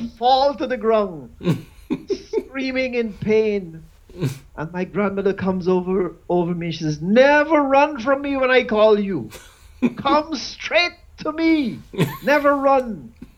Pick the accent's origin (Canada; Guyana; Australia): Guyana; I was born in Guyana. And in Guyana, we had Muslims, we had Hindus